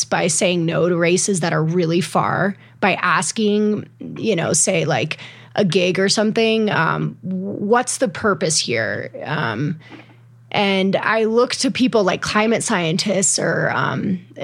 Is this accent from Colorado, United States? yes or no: yes; Colorado, United States; I've explored way more of my home state and states neighboring Colorado